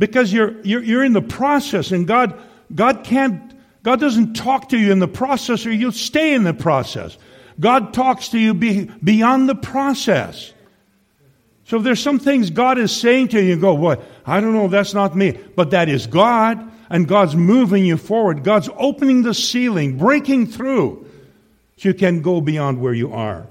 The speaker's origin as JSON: {"language": "English", "region": "Saskatchewan", "country": "Canada", "also_born_or_lived": "Tri-Cities", "moved": "yes", "lives_now": "Kamloops, Canada", "said": "I come from Saskatchewan originally"}